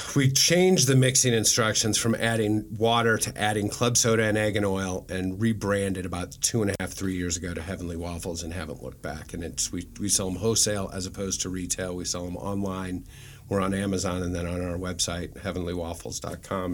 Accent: Omaha, Nebraska, United States; moved away as an adult; also born or lived in Kansas City; I'm from Nebraska, I'm from Omaha

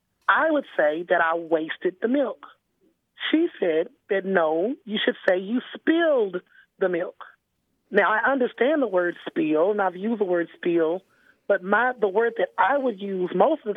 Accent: Dallas, Texas, United States; Yes, I grew up in Texas. I grew up in Dallas, Texas.

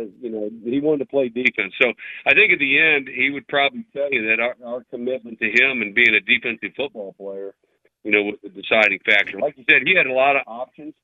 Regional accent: St. Louis, Missouri, United States; moved away; I'm a Midwest guy. I grew up in St. Louis and outside of St. Louis

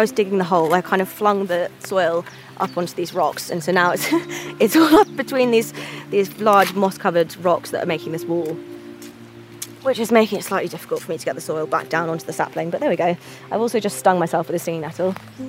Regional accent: Hackney, London, United Kingdom; I'm from Hackney in London, which is a very green borough and a green city, but it's still very urban.

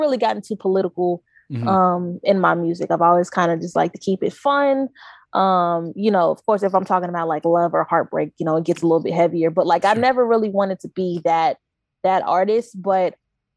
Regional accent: Knoxville, Tennessee, United States; He's a really cool director that I grew up with in Knoxville

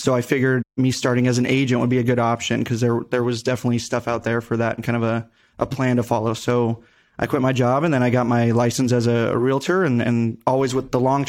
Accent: Henderson, Nevada, United States; born and raised in Vegas, more specifically Henderson, go Gators.

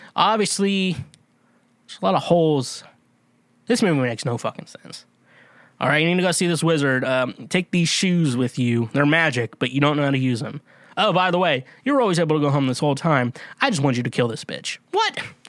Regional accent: Kansas, United States; I'm from Kansas

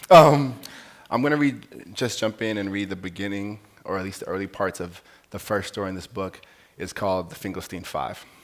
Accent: Cape Town, Western Cape, South Africa; I'm coming from Cape Town, South Africa.

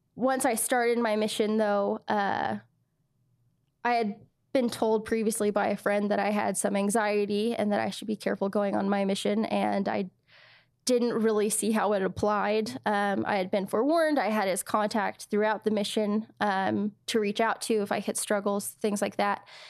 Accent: United States; I was from the States

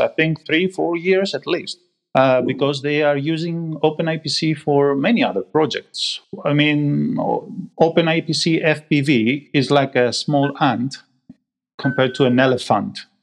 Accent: Greece; moved away as an adult; also born or lived in Manchester, United Kingdom; now in United Kingdom

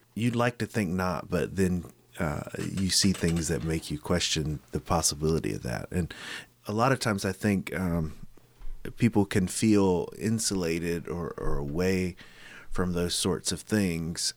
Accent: Goldsboro, North Carolina, United States; I grew up in Goldsboro

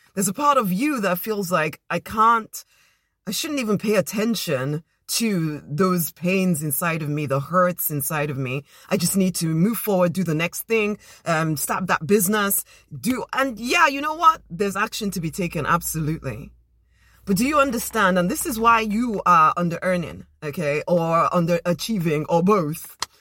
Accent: Nigeria; now in United Kingdom; as a Nigerian girl

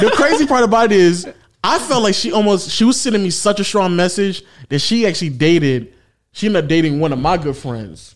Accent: the South, United States; accent: southern; sometimes my southern accent comes out

